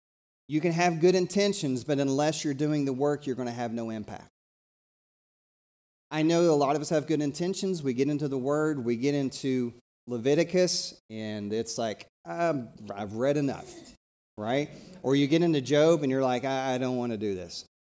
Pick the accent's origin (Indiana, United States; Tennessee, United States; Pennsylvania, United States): Tennessee, United States; I have a mentor when I was growing up in East Tennessee.